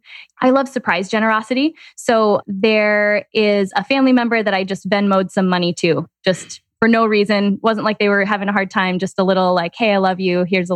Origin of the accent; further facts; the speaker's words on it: Green Bay, Wisconsin, United States; Green Bay, Wisconsin.